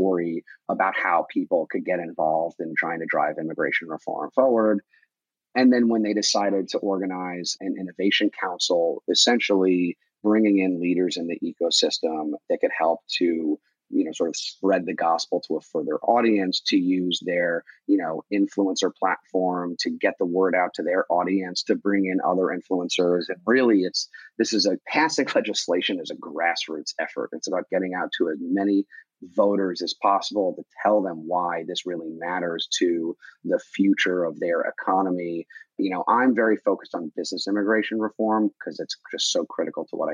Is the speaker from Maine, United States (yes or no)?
no; Long Island, New York, United States; moved away as an adult; also born or lived in Richmond, Virginia; I grew up in Long Island in, you know, a town where too many guys were wearing pastel colored polos with their collars popped